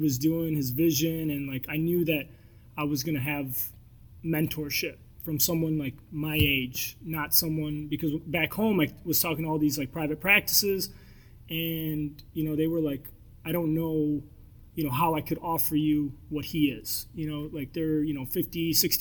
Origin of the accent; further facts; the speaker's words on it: Michigan, United States; moved away as an adult; so I grew up in Michigan.